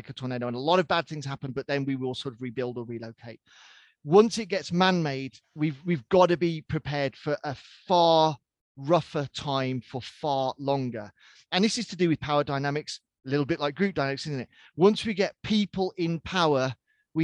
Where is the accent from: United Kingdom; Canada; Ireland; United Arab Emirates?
United Kingdom; I'm British by birth.